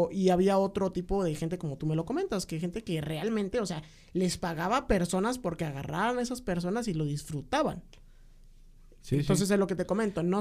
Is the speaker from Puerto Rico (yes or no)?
no; Mexico; nosotros somos, no somos 100% mexicanos.